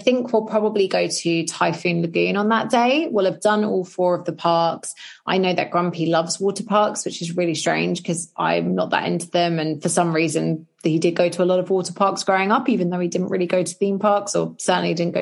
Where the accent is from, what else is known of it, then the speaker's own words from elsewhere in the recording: United Kingdom; we're British